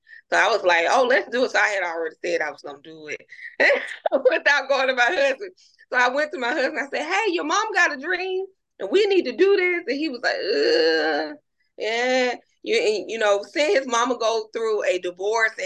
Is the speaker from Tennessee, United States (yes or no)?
no; Birmingham, Alabama, United States; I'm from Birmingham, Alabama